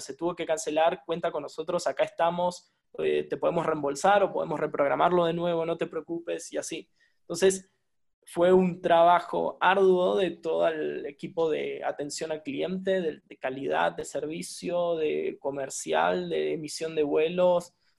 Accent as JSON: {"language": "Spanish", "country": "Argentina", "moved": "as an adult", "lives_now": "Mexico", "said": "Soy un argentino viviendo en México"}